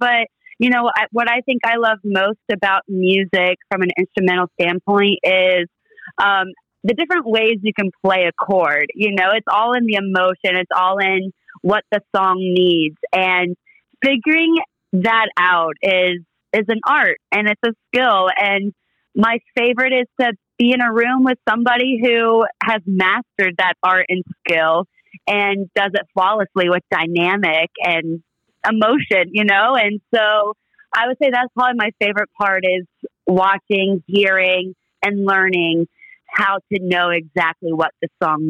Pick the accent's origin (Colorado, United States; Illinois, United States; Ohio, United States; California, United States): Ohio, United States; Findlay; And I spent 18 years in Ohio, just, you know, being raised by my mom, my grandparents